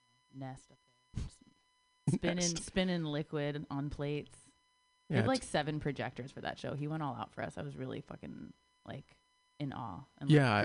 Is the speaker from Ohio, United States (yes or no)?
yes; Shelby, Ohio, United States; I am not from Cleveland. I am from Shelby.